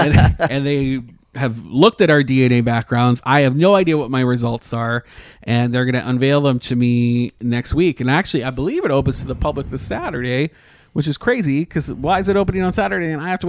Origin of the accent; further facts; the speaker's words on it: Canada; now in Orlando, United States; My mother's American, yeah. But I was born in Canada